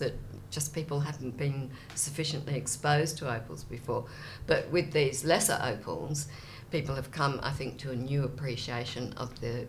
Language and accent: English; Australia; also born or lived in England; came back to Australia in 1986